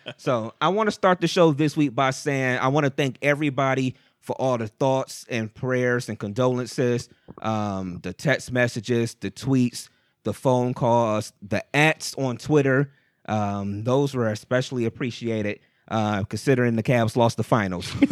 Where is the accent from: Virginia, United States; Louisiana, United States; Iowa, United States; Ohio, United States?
Ohio, United States; Cleveland; we're from Cleveland